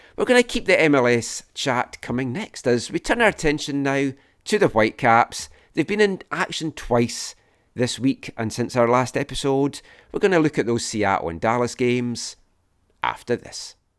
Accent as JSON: {"language": "English", "region": "Scotland", "country": "United Kingdom", "tie": "born or raised there", "moved": "yes", "lives_now": "Vancouver, Canada", "said": "growing up in Scotland"}